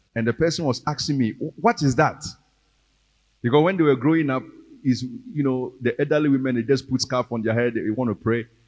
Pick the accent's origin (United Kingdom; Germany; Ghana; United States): Ghana; We are Ghanaian Christians